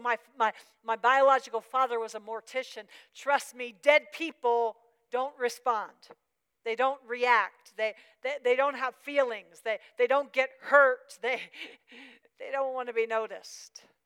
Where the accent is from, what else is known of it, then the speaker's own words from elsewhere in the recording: Pennsylvania, United States; moved away; I, am from Pennsylvania